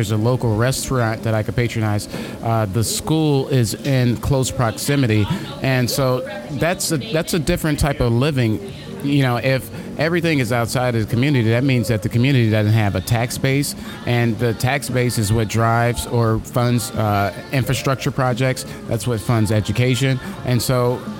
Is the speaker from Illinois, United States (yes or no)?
yes; Chicago, Illinois, United States; I grew up in Chicago on the South Side